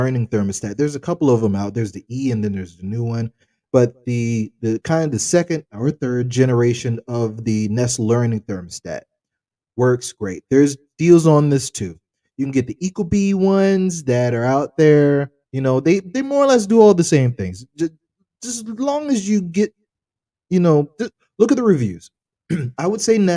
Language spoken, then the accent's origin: English; United States; we're American